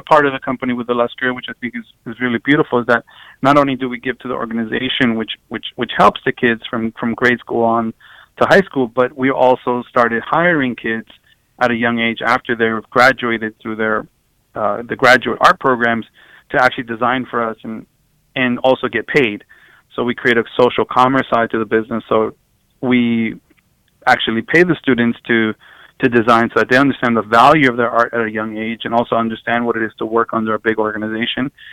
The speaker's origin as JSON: {"language": "English", "town": "New York City", "region": "New York", "country": "United States", "tie": "born or raised there", "said": "growing up um, at in Queens"}